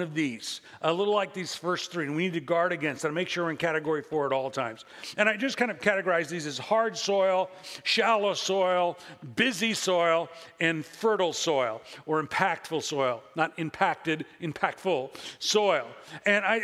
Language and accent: English; Illinois, United States; now in Central Valley, California, United States; I come from the Midwest and Illinois.